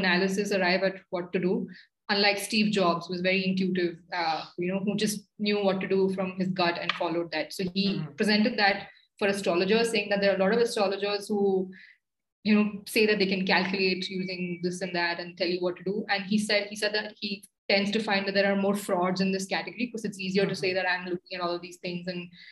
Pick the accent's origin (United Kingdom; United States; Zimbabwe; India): India; as an Indian